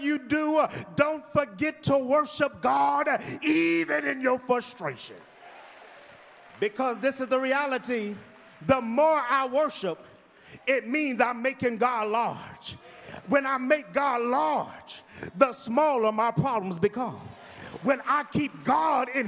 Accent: Midwest, United States; now in Houston, United States; I'm from the Midwest

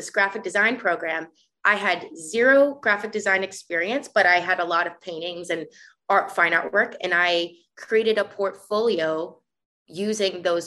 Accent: South Florida, United States; moved away as an adult; also born or lived in Minneapolis, Minnesota / New York; I was born and raised in Florida, South Florida

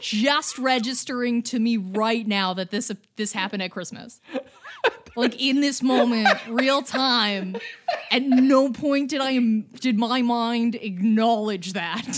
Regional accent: Canada; as a Canadian

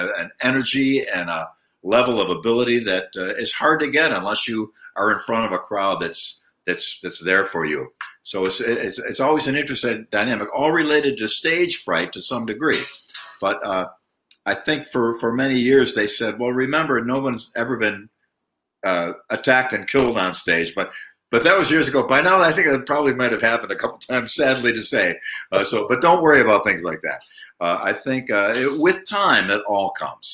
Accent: Buffalo, New York, United States; in Buffalo, New York, my hometown

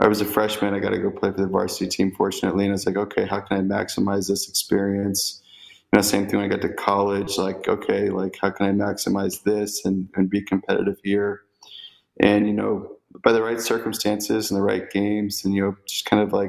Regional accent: Temecula, California, United States; I'm from Southern California. Grew up mostly in a place called Temecula Valley

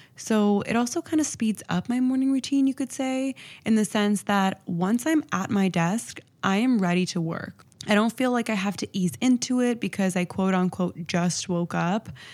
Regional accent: Toronto, Ontario, Canada; I'm from Toronto, and it gets really, really cold here

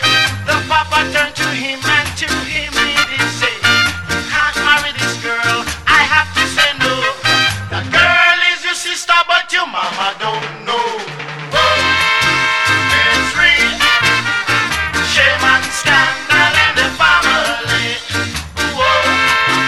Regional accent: Yorkshire and the Humber, United Kingdom; I'm from Yorkshire, as you all well know by now.

